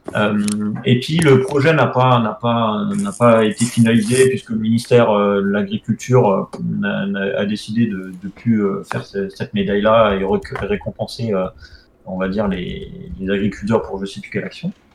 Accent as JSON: {"language": "French", "country": "France", "said": "on est français"}